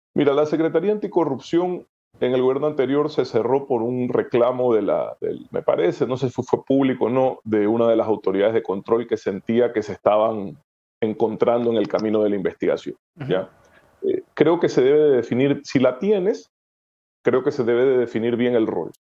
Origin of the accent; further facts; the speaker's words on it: Ecuador; como ecuatoriano